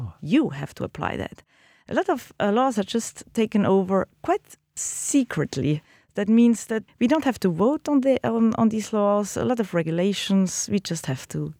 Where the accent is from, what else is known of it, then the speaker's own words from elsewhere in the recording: Switzerland; Being Swiss citizen in Switzerland